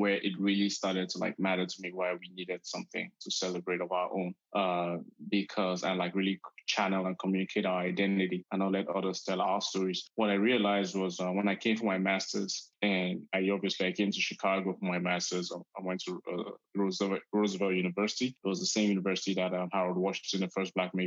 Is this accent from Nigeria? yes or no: yes; Nigeria; now in United States; for you and I, who we grew up in Nigeria for a bit, you know, growing up there